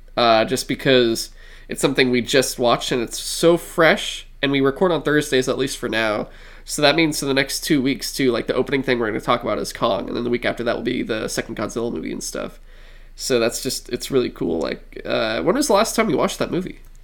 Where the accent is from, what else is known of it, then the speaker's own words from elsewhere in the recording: San Francisco, California, United States; we're from San Francisco, grew up in San Francisco, like, this is our home